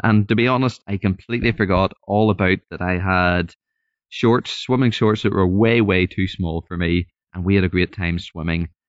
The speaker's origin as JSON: {"language": "English", "region": "Northern Ireland", "country": "United Kingdom", "said": "I'm from Northern Ireland, so hopefully you can understand the accent"}